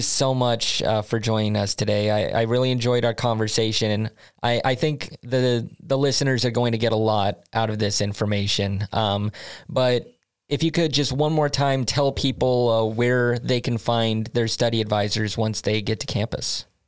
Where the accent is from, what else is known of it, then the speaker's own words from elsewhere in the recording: United States; now in Sweden; as an American